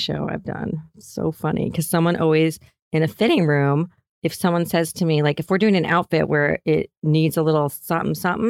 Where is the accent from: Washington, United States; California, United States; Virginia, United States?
California, United States; Hollywood; You know, and growing up in Hollywood, I was like, oh gosh, if I can have three girls in Los Angeles and no one has an eating disorder, I will feel like a successful person.